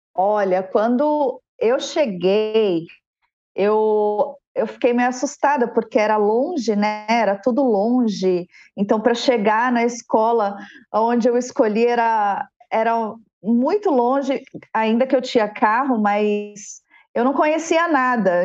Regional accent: São Paulo, Brazil; also born or lived in Guarulhos; Sou nascida em São Paulo

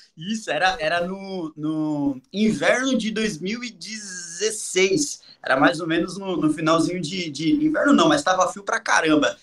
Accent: Brazil; O bairro onde eu nasci se chama Buraco do Sapo

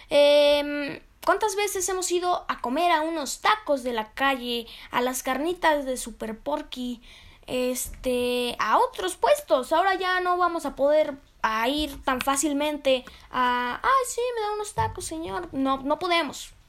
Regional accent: Mexico; en lo personal a mí me gusta mucho la comida mexicana, porque soy de México, me encanta la comida mexicana

